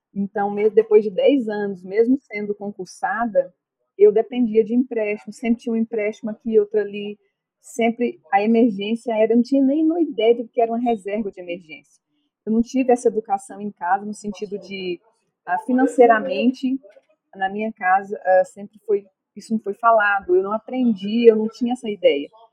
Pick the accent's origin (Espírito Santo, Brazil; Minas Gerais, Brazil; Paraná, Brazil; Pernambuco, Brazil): Minas Gerais, Brazil; Bonfinópolis de Minas; eu sou de Bonfinópolis de Minas